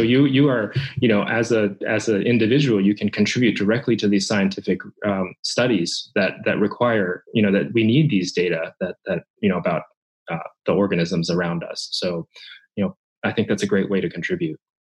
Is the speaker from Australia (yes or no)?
no; Japan; moved away; when I was a child uh, growing up in Japan. Um, so mm. I'm Japanese